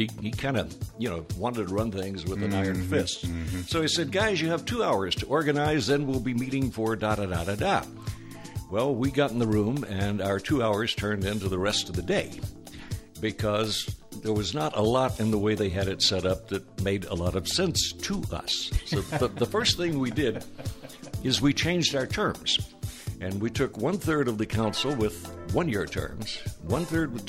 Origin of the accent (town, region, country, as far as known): Jonesboro, Arkansas, United States; born or raised there; moved away